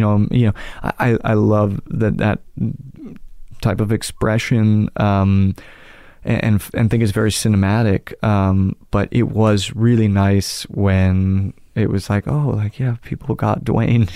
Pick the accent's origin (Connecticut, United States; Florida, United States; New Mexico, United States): Connecticut, United States; Manhattan and then; I grew up in Manhattan and then Connecticut.